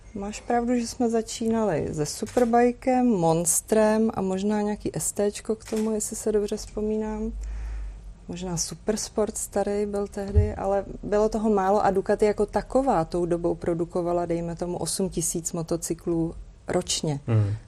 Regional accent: Prague, Czechia; I'm from Prague

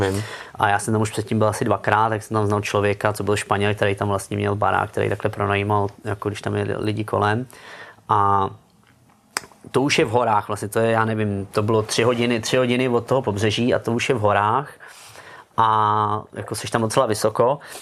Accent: Czechia; moved away as an adult; also born or lived in Germany / Gibraltar; když jsem odcházel z Česka

